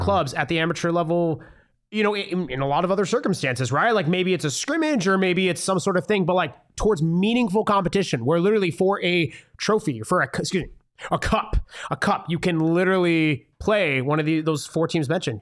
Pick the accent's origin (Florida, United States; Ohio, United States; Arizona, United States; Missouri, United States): Arizona, United States; Tucson; I am born and raised in Tucson.